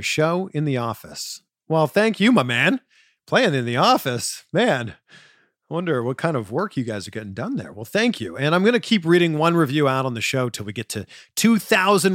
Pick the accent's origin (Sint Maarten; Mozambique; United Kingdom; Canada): Canada; I'm originally from Canada.